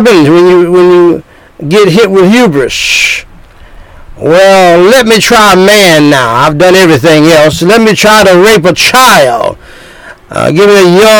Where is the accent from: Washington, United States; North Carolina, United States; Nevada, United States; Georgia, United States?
North Carolina, United States; moved away; my home state, one of my home states, North Kakalaki, in the South